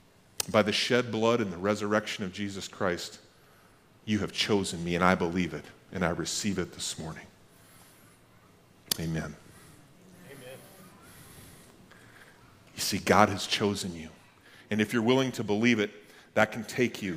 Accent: Max, North Dakota, United States; I grew up in Max, North Dakota

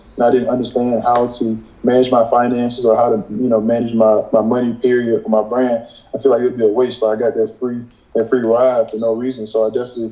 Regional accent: Alabama, United States; also born or lived in Virginia; I'm going to be leaving my hometown, Alabama

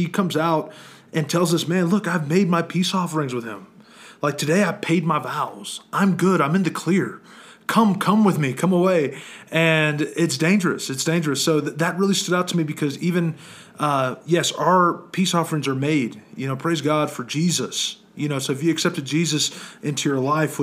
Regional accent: Arizona, United States; I'm from Arizona

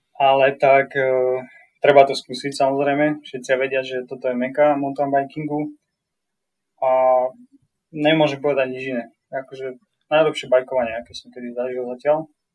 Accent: Slovakia; moved away as an adult; now in Whistler, Canada

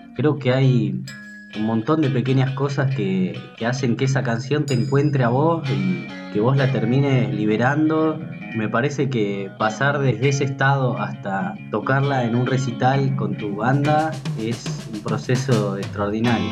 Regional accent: Salta, Argentina; also born or lived in Bernal, Buenos Aires; yo nací en Bernal, en el año 89, en el conurbano bonaerense. Cuando tenía 5 años eh, nos vinimos a vivir a Salta con mi familia

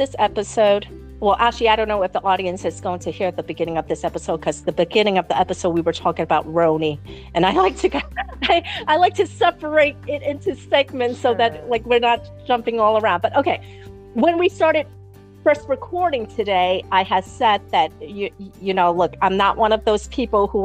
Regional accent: New York City, New York, United States; I'm from New York City

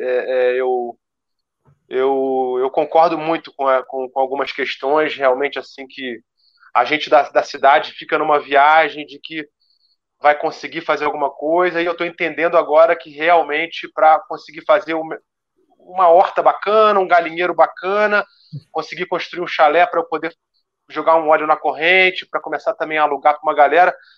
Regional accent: Rio de Janeiro, Brazil; Eu, eu sou urbano, eu sou do Rio de Janeiro

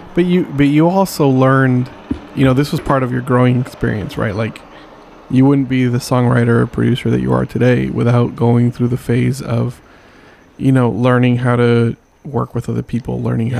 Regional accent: San Diego, California, United States; I'm from San Diego

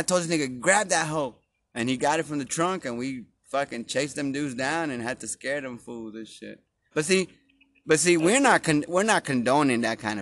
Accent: Dallas, Texas, United States; we've been in this neighborhood, since I was born

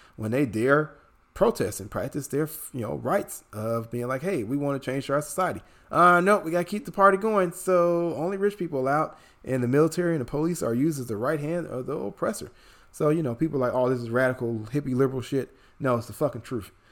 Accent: Chicago, Illinois, United States; moved away; my hometown of Chicago

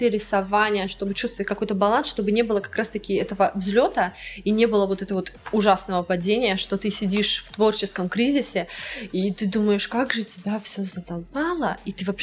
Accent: Russia; очень много людей думают, что я не из России.

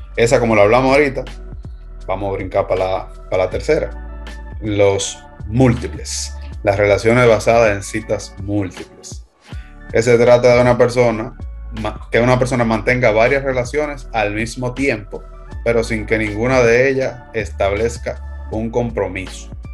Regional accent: Dominican Republic; nosotros somos de República Dominicana

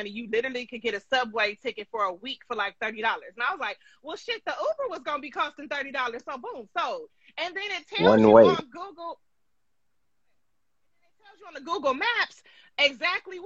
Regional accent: California, United States; I'm from California. Born and raised

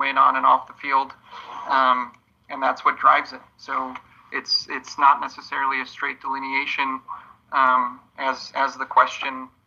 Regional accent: Poland; moved away; I'm from Poland originally

